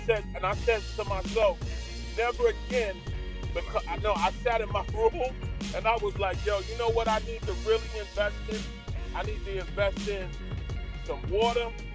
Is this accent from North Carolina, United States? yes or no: no; New York City, New York, United States; I'm originally from Flatbush, Brooklyn